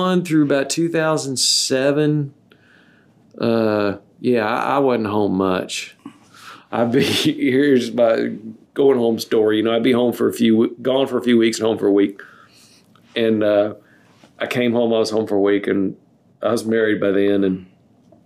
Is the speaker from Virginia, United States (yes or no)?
yes; Staunton, Virginia, United States; my hometown of Stanton